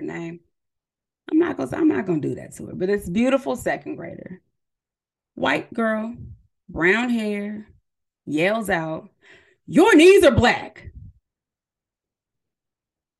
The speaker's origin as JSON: {"language": "English", "town": "San Diego", "region": "California", "country": "United States", "also_born_or_lived": "San Jose, California", "said": "I'm originally from California, from San Diego, but I went to school in the Bay Area at San Jose State University"}